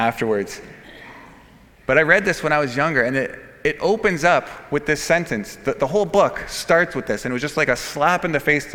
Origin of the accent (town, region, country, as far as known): Canada